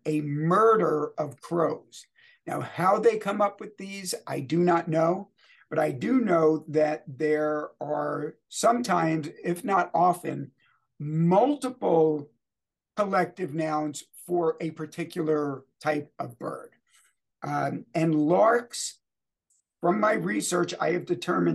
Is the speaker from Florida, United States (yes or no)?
no; New York City, New York, United States; I was born in New York City, so those people were likely relatives of mine